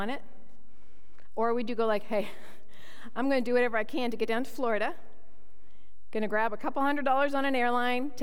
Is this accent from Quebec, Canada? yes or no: no; Toronto, Ontario, Canada; moved away; also born or lived in Manitoba; I was born in Toronto, Ontario, and close to Niagara Falls.